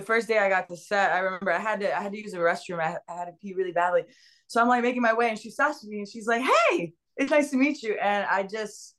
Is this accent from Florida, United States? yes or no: yes; West Palm Beach, Florida, United States; moved away as an adult; also born or lived in Dominican Republic / Los Angeles; I grew up in West Palm Beach, Florida